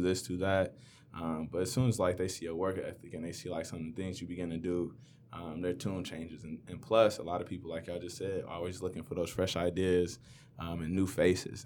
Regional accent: Inkster, Michigan, United States; I grew up in Inkster

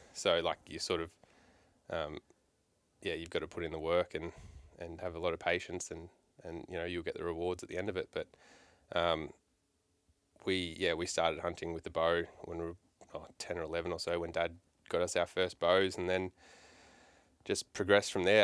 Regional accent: Melbourne, Victoria, Australia; now in Townsville, Australia; I grew up in Melbourne for the first part of my life

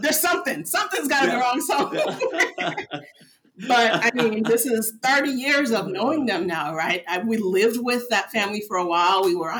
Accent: Midwest, United States; also born or lived in Nigeria; So I was born in the States and then we moved to Nigeria when I was about 2 years old. And then 8-9 years later, we moved back to the US, to Midwestern USA, which was very interesting.

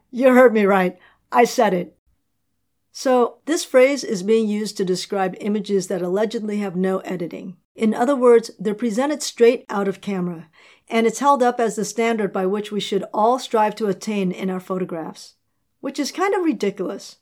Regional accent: New York City, New York, United States; I'm from New York

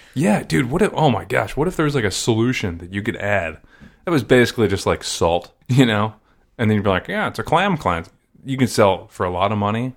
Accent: Maryland, United States; I'm from Maryland.

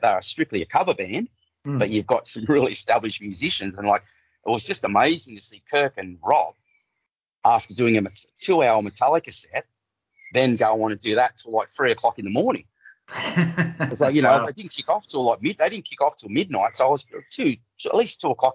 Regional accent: Cardiff, New South Wales, Australia; I'm from Cardiff.

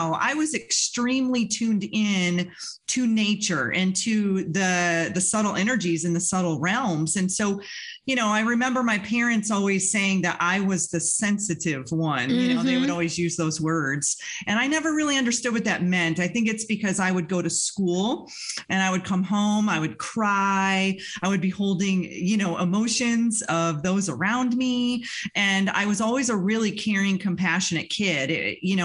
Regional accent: Western New York, United States; I grew up in Western New York in a very small town out in the country

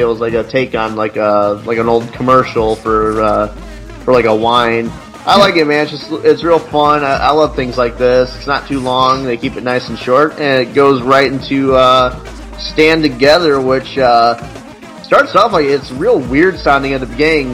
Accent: Illinois, United States; I'm from Illinois, so I you know I was born when the Bulls had their big like run.

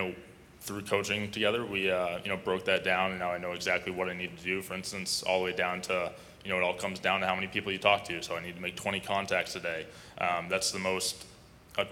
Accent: Burlington, Vermont, United States; I am from Burlington, Vermont, so a smaller market

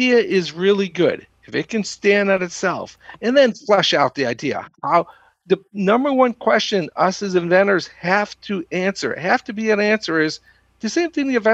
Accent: Austin, Texas, United States; growing up in Austin, the 80s and the 90s, went to school down there and then stayed and programmed for 10 years

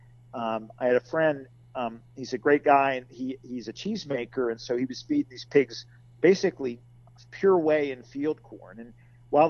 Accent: Western Pennsylvania, United States; now in central Pennsylvania, United States; I grew up in Western PA

